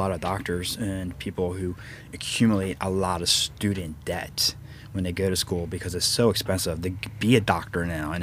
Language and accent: English; Baltimore, Maryland, United States; moved away as an adult; I'm from Baltimore